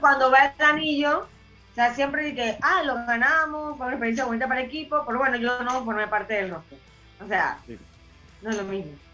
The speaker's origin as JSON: {"language": "Spanish", "country": "Panama", "said": "como panameños"}